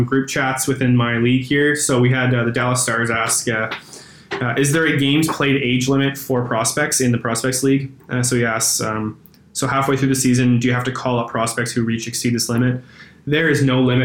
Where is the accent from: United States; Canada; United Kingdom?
Canada; we're Canadian